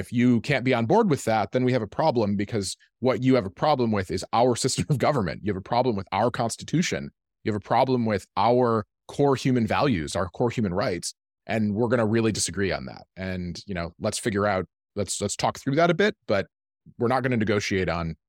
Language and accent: English; Midwest, United States; Like, I'm from the Midwest. That's how it works.